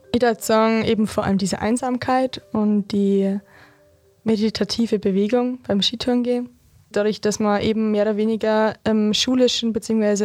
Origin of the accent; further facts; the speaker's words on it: Berchtesgaden, Bavaria, Germany; als gebürtiger Berchtesgadener